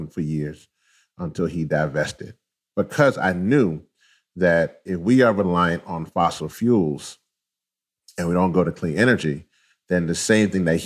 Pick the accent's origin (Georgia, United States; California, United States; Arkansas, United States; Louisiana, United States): Louisiana, United States; I was born in Louisiana. But both my parents are actually from Trinidad.